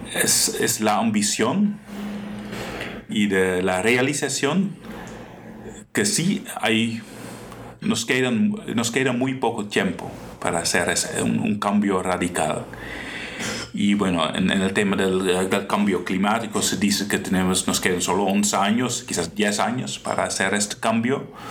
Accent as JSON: {"language": "Spanish", "country": "Netherlands", "second_language": "Spanish", "moved": "as an adult", "lives_now": "Costa Rica", "said": "como padre, como soy yo, como esposo, que soy yo también, como holandés."}